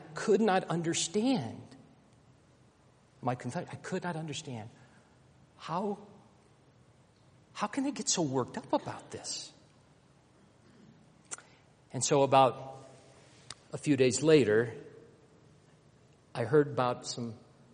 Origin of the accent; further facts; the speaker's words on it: Alabama, United States; now in Denver, United States; growing up in Alabama in the 60s, coming from a very racist home